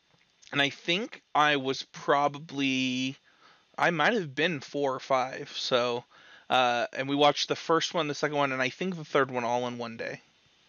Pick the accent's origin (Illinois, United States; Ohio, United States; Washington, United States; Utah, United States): Utah, United States; Salt Lake City; just 30-year-old old man now, apparently. And I'm also from Salt Lake.